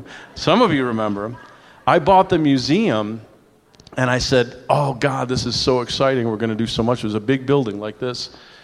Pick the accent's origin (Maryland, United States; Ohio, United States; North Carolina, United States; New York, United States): New York, United States; I'm a New Yorker.